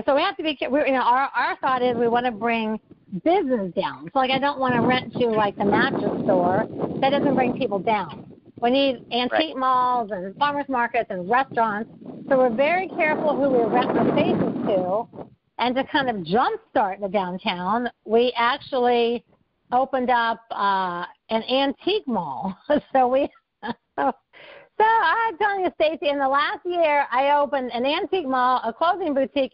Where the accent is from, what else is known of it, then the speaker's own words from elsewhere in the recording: West Milton, Ohio, United States; I'm from West Milton, Ohio. So we were both raised in the Midwest